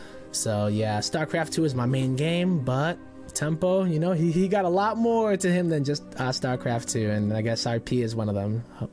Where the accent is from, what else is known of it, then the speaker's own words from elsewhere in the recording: United States; Even as an American man